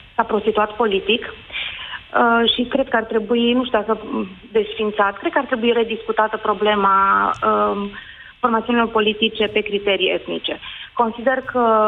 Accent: Oradea, Bihor County, Romania; sunt din Oradea

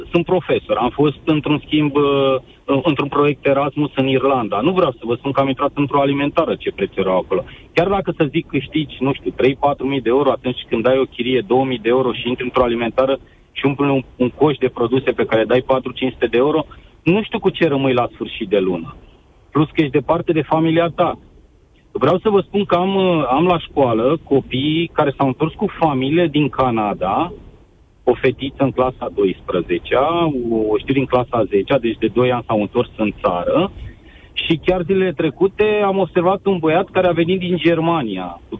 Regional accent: Romania; Sunt, uh, sunt român și nu o să plec niciodată în România

